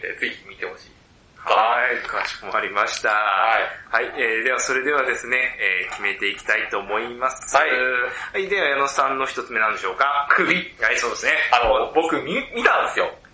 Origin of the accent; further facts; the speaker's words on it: Chiba, Japan; 僕は千葉出身なんで